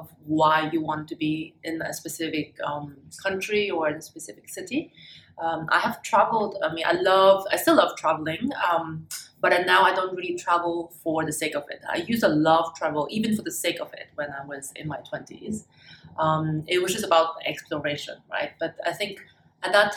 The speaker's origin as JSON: {"language": "English", "country": "Germany", "tie": "born or raised there", "also_born_or_lived": "China / Hong Kong / Munich / Switzerland", "second_language": "English", "moved": "as an adult", "said": "I was born in China, and the big first change of my life was when I was 6 years old. That's when my family immigrated to Germany. So I was thrown into a completely new culture, new language and everything. I grew up in Germany"}